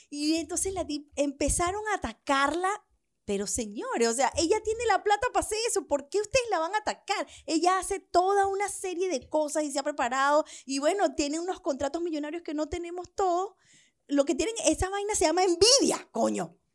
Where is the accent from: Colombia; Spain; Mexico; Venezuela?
Venezuela; cuando vienes huyendo, cuando me vine de Venezuela huyendo.